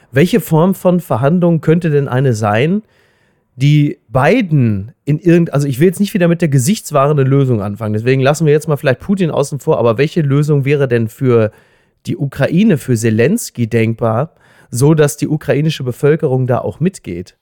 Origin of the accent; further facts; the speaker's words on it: Germany; als Deutscher